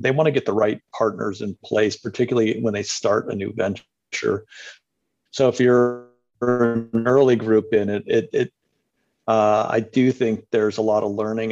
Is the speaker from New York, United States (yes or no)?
no; Cleveland, Ohio, United States; now in Los Angeles, United States; I'm originally from the Midwest, but uh, Cleveland, Ohio, but lived around the country and has spent the last 20 years in Los Angeles